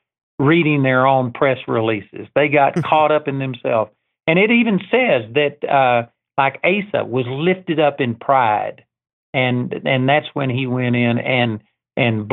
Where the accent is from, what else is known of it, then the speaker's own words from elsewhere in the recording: Texas, United States; I'm a hick from Texas